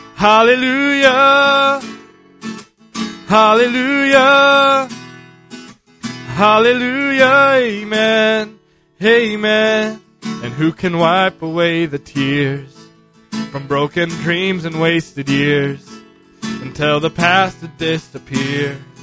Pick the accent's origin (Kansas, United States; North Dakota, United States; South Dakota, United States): North Dakota, United States; Beulah; I came to visit Grandpa. I'm from Beulah, North Dakota